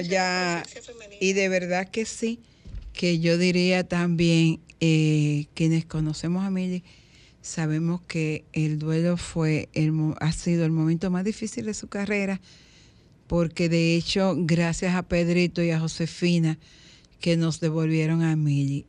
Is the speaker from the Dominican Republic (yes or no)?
yes; Dominican Republic; Qué bueno que nací en este país. Qué bueno que soy dominicano